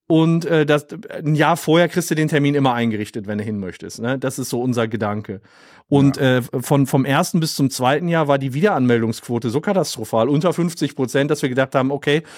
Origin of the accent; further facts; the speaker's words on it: Oberhausen, North Rhine-Westphalia, Germany; ich komm aus Oberhausen im Ruhrgebiet